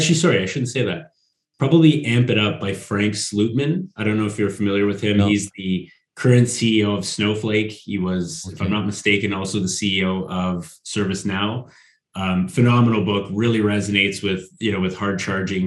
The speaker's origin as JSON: {"language": "English", "region": "Northern Canada", "country": "Canada", "moved": "yes", "lives_now": "Sweden", "said": "I'm from Northern Canada as well, where it's really, really cold."}